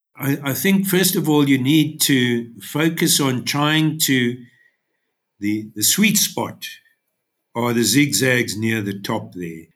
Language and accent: English; Durban, KwaZulu-Natal, South Africa; now in Underberg, South Africa; I was born and bred in Durban